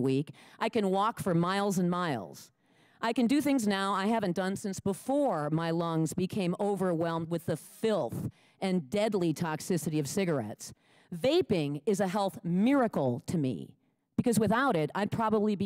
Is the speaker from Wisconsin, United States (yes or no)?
yes; Lake Mills, Wisconsin, United States; I'm from Lake Mills, Wisconsin.